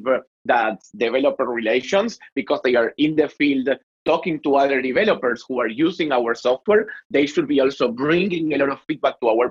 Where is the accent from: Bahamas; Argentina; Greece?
Argentina; accent: Latin; English is a second language; my sexy Latin accent, I'm from Argentina.